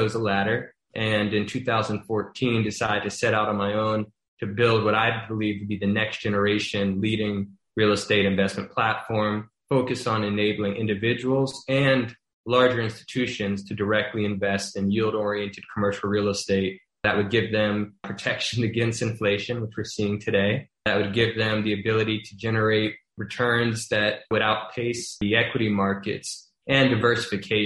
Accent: Baton Rouge, Louisiana, United States; moved away as an adult; now in New York City, United States; I'm from Baton Rouge, Louisiana, originally. Didn't grow up around real estate ownership

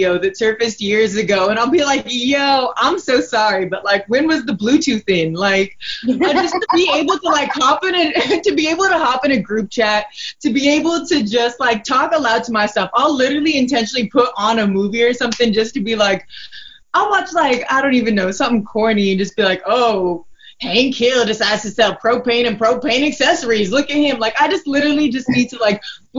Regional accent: Nigeria; I'm from Nigeria

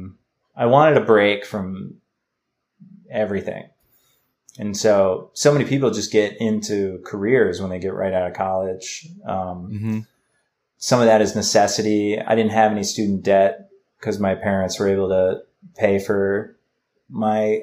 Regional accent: New England, United States; moved away as an adult; also born or lived in Chicago; I grew up kind of all over New England

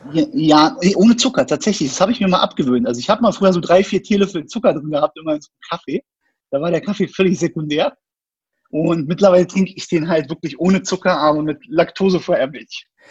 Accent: Berlin, Germany; ich bin in Berlin geboren, bin eigentlich Berliner quasi, Ur Urgestein

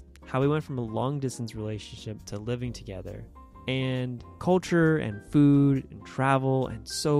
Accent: United States; And I'm American.

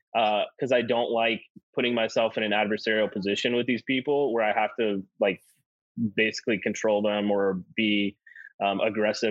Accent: the South, United States; I'm from the South

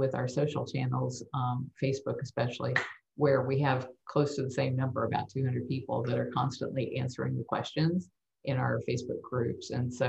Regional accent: Tampa, Florida, United States; also born or lived in San Antonio; I was born at the San Antonio Lackland Air Force Base, and we lived in San Antonio until I was about 3 years old. And then we moved back to Tampa, and we moved so many times.

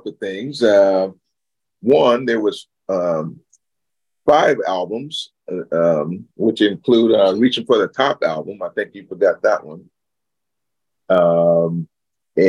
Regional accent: Stockton, California, United States; now in Sacramento, United States; where I was born and raised and where … got our roots from. And that's where we're from. We're from Stockton, California

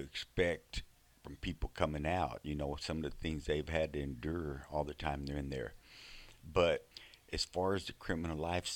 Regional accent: Fort Worth, Texas, United States; I'm from Texas, okay? I grew up in Fort Worth.

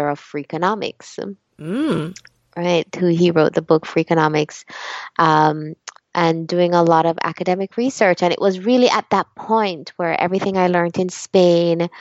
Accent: Jamaica; moved away as an adult; also born or lived in Chicago; growing up in Jamaica

